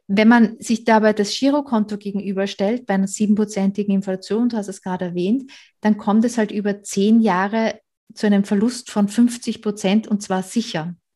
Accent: Austria; moved away as an adult; now in Germany; Ursprünglich komme ich aus Österreich

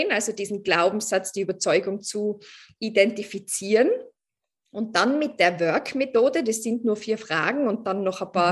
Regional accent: Tyrol, Austria; now in Vienna, Austria; ich bin ursprünglich aus Tirol, aber ich wohne in Wien schon seit, ich weiß nicht, acht Jahren oder so

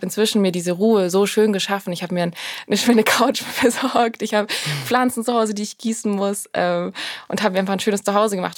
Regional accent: Swabia, Germany; moved away as an adult; now in Berlin, Germany; Ich bin ja Schwabe.

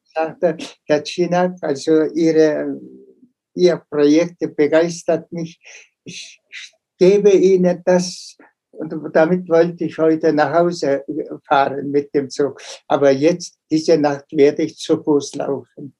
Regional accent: Mongolia

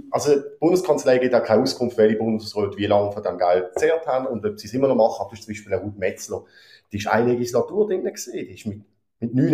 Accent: Basel, Basel-Stadt, Switzerland; sogar Basel-Stadt, wo ich herkomme, hat angefangen, die goldige Fallschirm langsam

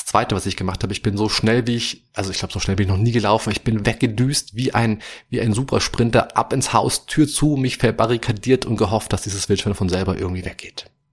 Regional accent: Germany; bei uns in Deutschland

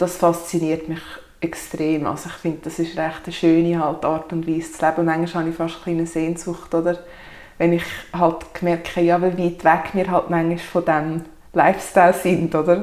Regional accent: Sachseln, Obwalden, Switzerland; also born or lived in Kägiswil, Switzerland; ich komme aus Sachsen, bin dort aufgewachsen, wohne inzwischen in Kegiswil.

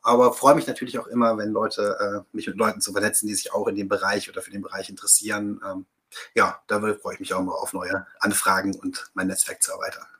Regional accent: Rhineland, Germany; also born or lived in Baden-Württemberg; now in Bavaria, Germany; bin gebürtiger Rheinländer

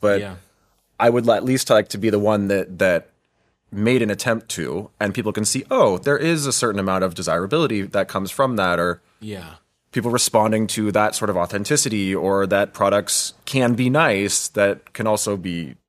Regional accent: United States; it took me a long time to get, for example, my first job in Europe as an American.

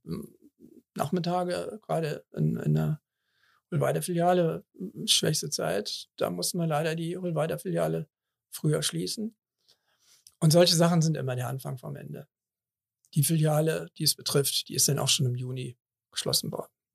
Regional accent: Cologne, North Rhine-Westphalia, Germany; ich bin in Kalk geboren, 58 Jahre habe ich die Kirmes in Anführungsstrichen ähm, mitgemacht

